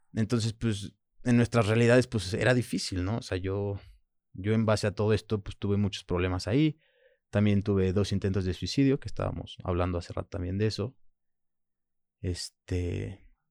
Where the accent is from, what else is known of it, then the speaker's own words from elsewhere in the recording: Manzanillo, Colima, Mexico; first language French; Spanish is a second language; also born or lived in Puerto Vallarta, Mexico / France; mi primer idioma es francés, este, cuando llego a México no hablo español, llego a vivir a Manzanillo con mi abuela y su pareja en ese momento, y estuve con ellos hasta los 10 años